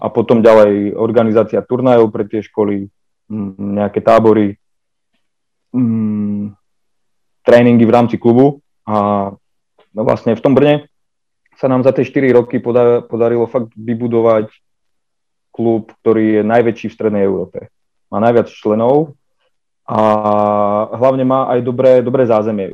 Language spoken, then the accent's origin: Slovak; Prievidza, Trenčín Region, Slovakia; som, som z Previde